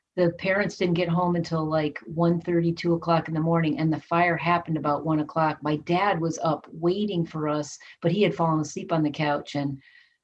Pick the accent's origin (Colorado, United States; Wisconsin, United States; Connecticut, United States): Connecticut, United States; moved away as an adult; also born or lived in Austin, Texas; I grew up in Connecticut